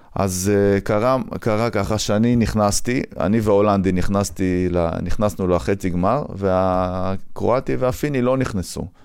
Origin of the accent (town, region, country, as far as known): Afula, Northern District, Israel; moved away as an adult; also born or lived in Wingate Institute, Netanya